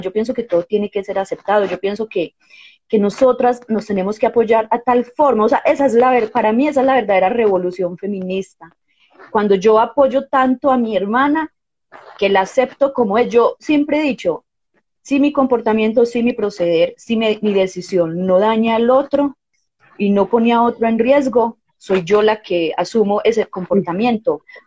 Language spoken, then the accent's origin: Spanish; Colombia; also born or lived in Medellín, Colombia; yo nací en Colombia